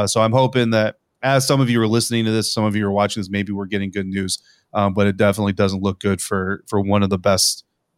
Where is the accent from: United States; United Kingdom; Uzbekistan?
United States; Colorado; the weather was bad, which I'm from Colorado.